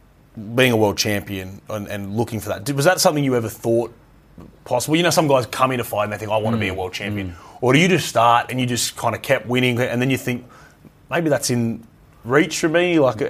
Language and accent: English; Queensland, Australia; because I grew up in Queensland.